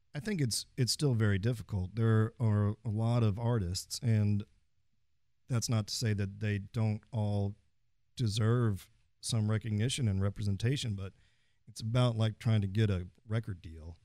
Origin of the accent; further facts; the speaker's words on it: Fort Worth, Texas, United States; I am from Fort Worth, third generation on both sides.